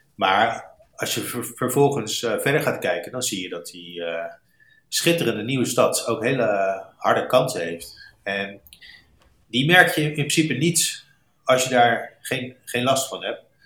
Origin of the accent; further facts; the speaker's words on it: Rotterdam, South Holland, Netherlands; moved away; also born or lived in St. Louis, United States; dit is een stad waar ik eh, geboren ben, getogen ben